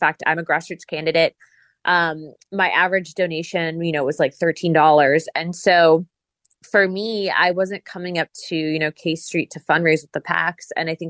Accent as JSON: {"language": "English", "country": "United States", "said": "I'm a conservative first and foremost, and I'm an American."}